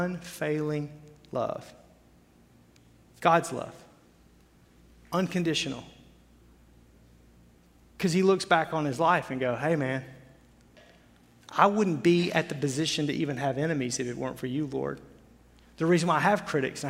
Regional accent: Arkansas, United States; moved away as an adult; now in Wisconsin, United States; where I grew up in Arkansas

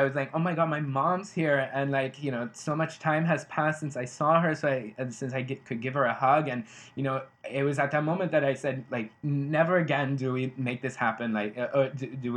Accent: United States; moved away as an adult; now in Ghent, Belgium; I'm an American

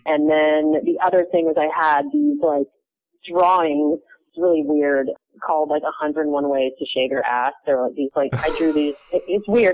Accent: Charleston, South Carolina, United States; moved away as an adult; also born or lived in New York; now in Portland, United States; I grew up in uh in Charleston, South Carolina

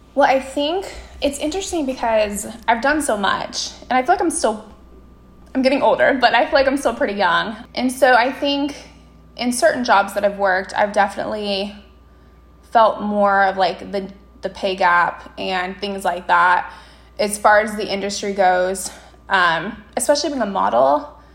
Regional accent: Las Vegas, Nevada, United States; my hometown of Las Vegas

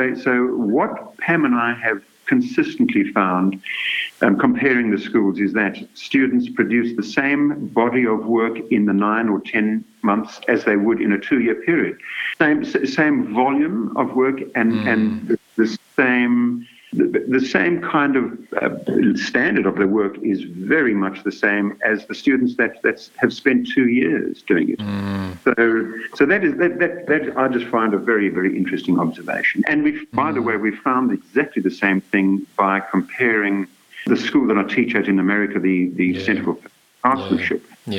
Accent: South Africa; also born or lived in Zululand / Port Elizabeth; now in Australia; So, look, I grew up in South Africa, in various places, I might add. You know, we moved around the country from Zululand, which is up near Durban, all the way out to Port Elizabe

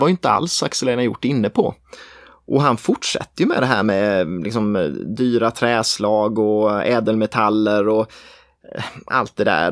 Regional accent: Småland Highlands, near Nässjö, Jönköping County, Sweden; Bodafors ligger ju i småländska höglandet, nära där jag kommer ifrån, utanför Nässjö

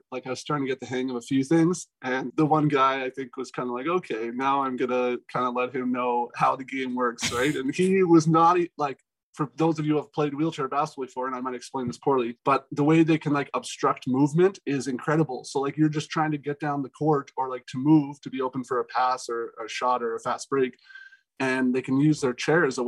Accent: Alberta, Canada; I was born in Canada

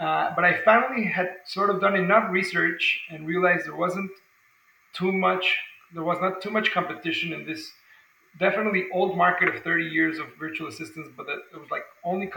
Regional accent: Mexico City, Mexico; now in San Diego, United States; I'm from Mexico City myself.

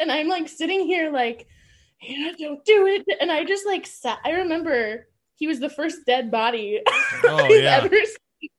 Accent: Indianola, Iowa, United States; Indianola, Iowa.

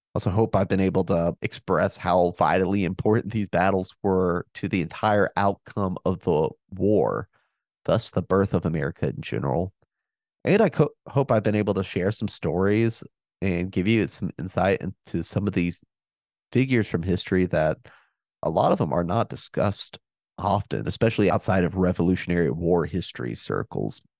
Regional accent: North Carolina, United States; my home state

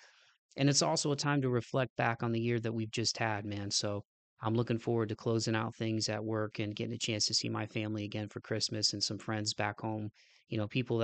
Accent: Midwest, United States; moved away; growing up in the Midwest

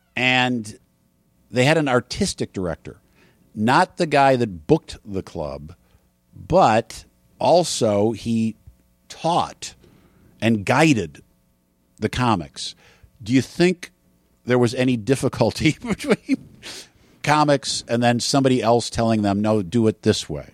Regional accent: Wisconsin, United States; moved away; I grew up in Wisconsin

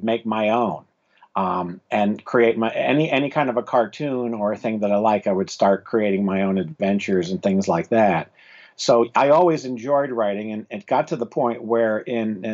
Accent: South Florida, United States; I grew up in South Florida

